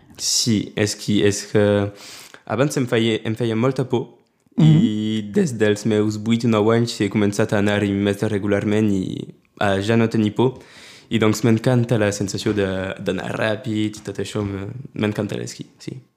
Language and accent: Catalan; Prades, Occitania, France; also born or lived in Perpignan; He viscut a Prades des de quan he nascut